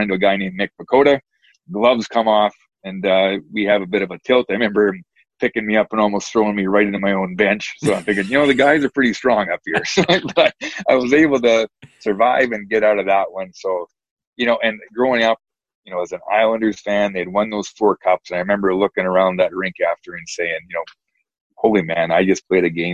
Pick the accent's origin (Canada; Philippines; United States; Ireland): Canada; Saskatchewan; moved away as an adult; the kid growing up in Saskatchewan